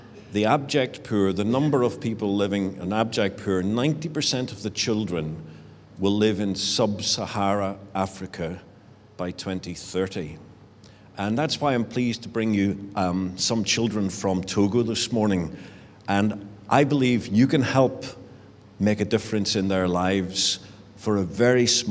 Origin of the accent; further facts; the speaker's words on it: Richhill, Northern Ireland, United Kingdom; moved away as an adult; also born or lived in England; I grew up in Rich Hill. It's a great village and not very far away.